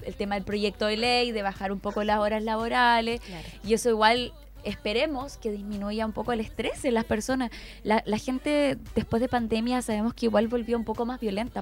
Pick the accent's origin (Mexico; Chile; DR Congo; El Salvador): Chile; Chiguayante, Biobío; yo soy de Chihuayante